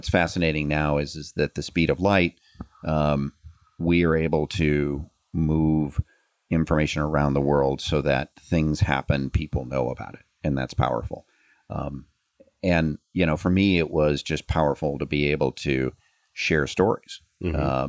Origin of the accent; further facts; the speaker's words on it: United States; I'm an American